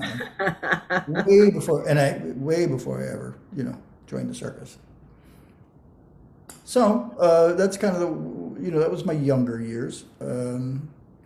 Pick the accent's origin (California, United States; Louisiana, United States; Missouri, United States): California, United States; San Bernardino; also born or lived in Ohio; I grew up in San Bernardino, California